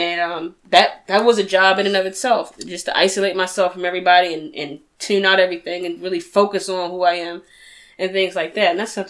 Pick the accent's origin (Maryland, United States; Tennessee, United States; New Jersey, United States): Maryland, United States; Baltimore; I was raised in Baltimore